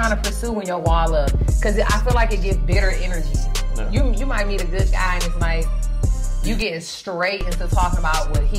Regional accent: Detroit, Michigan, United States; now in Atlanta, United States; We live in Atlanta. I'm from Detroit, but we've been here.

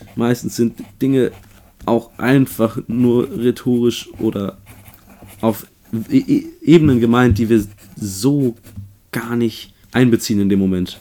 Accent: Gießen, Hesse, Germany; ich bin in Gießen geboren und aufgewachsen, also hier, wo du jetzt bist.

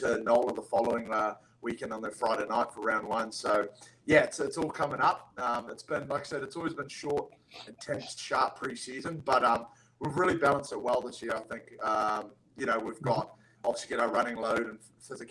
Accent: New Zealand; moved away as an adult; also born or lived in Nanaimo, Canada / Parksville, Canada; now in Quincy, United States; Spent most of my childhood growing up in New Zealand, right up until 2018, came over to the States

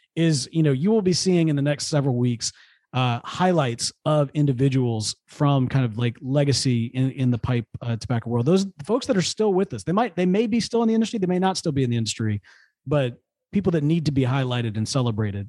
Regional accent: Jackson, United States; moved away as an adult; now in Houston, United States; the Pipe Club in Jackson, because I grew up there

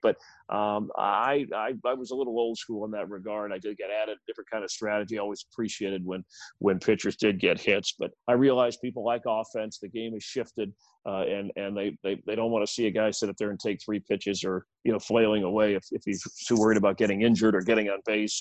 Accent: South Florida, United States; I grew up in South Florida before the Marlins were there

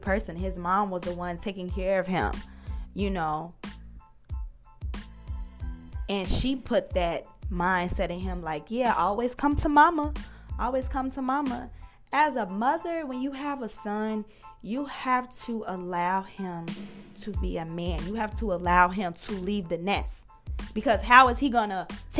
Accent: United States; We as African American sisters

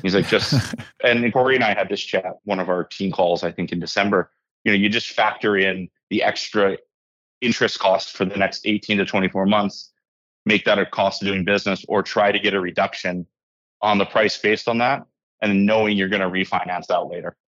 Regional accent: Hawaii, United States; moved away as an adult; also born or lived in Victoria, British Columbia; now in Canada; I was raised in Hawaii. My mom still lives there.

